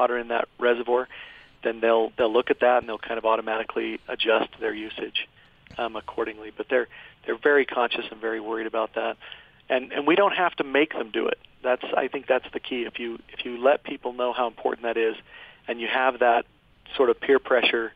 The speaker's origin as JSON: {"language": "English", "town": "Cottonwood Heights", "region": "Utah", "country": "United States", "tie": "born or raised there", "also_born_or_lived": "Provo, Utah", "said": "I grew up in the Cottonwood Heights area, and I lived in Provo for a while"}